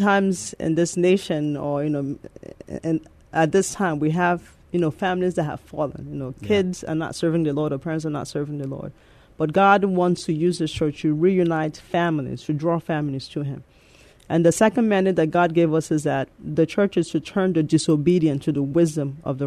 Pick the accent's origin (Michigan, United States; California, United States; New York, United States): New York, United States; New York City; accent: mixture of Nigerian and the Bronx, New York accent; moved away as an adult; also born or lived in Nigeria; now in San Antonio, United States; I was born in Nigeria, and I came here when I was 10 years old, and I grew up in the Bronx, New York.